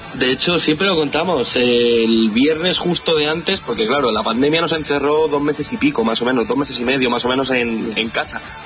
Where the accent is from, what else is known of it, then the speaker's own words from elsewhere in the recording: Albacete, Castilla-La Mancha, Spain; de la tierra de la que somos, de Albacete